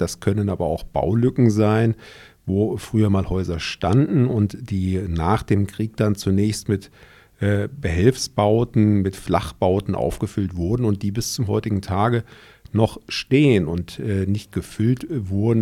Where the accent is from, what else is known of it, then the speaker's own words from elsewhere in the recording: Germany; also born or lived in Pforzheim; wir als Deutsche